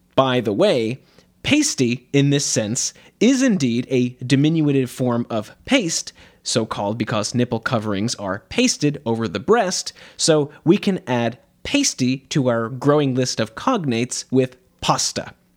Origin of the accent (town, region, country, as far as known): United States; accent: standard American English